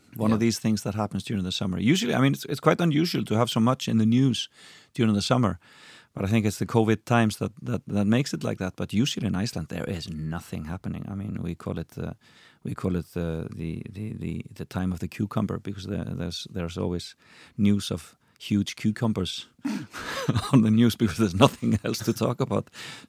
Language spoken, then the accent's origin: English; United Kingdom; You know, as a Brit, that's just tongue in cheek, and it's just funny.